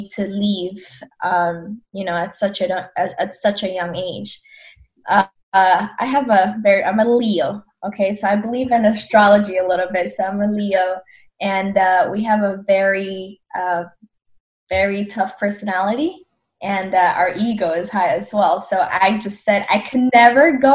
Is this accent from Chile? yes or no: no; Colombia; now in United States; I'm from Colombia, born and raised